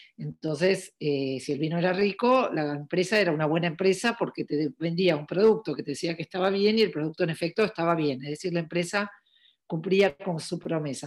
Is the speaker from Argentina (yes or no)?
yes; Argentina; also born or lived in New York / Paris; yo soy de Argentina, eh, vivo en Buenos Aires